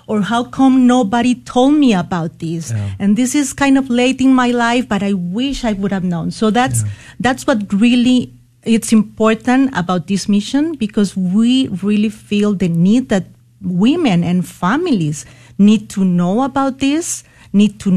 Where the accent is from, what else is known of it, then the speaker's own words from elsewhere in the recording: Costa Rica; moved away as an adult; now in San Antonio, United States; I was born and raised in Costa Rica